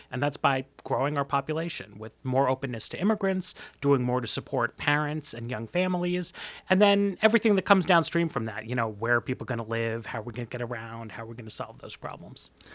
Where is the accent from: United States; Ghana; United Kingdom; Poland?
United States; New York; I'm from New York. We're a little brusque there